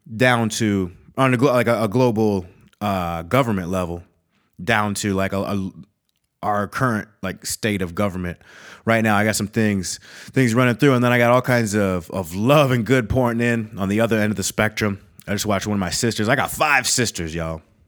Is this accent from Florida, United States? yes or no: no; Eau Claire, Wisconsin, United States; also born or lived in Minnesota; I'm, I'm, I'm from Wisconsin. When it comes down to it, I, I claim Minnesota and Wisconsin